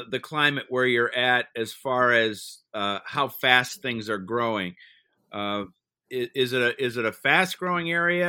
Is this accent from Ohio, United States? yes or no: yes; Ohio, United States; Gosh, growing up in Ohio, we had one right in the backyard